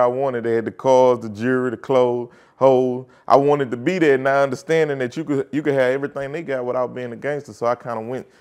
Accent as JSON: {"language": "English", "town": "Baton Rouge", "region": "Louisiana", "country": "United States", "tie": "born or raised there", "said": "I'm from Glen Oaks in Baton Rouge, really on the north side of Baton Rouge"}